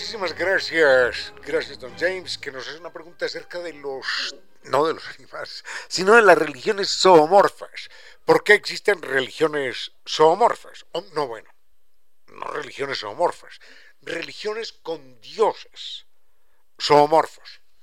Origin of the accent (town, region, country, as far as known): Quito, Pichincha, Ecuador